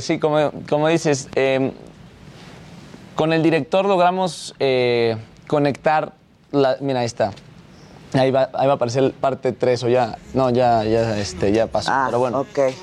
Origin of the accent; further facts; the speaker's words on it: Mexico; soy mexicano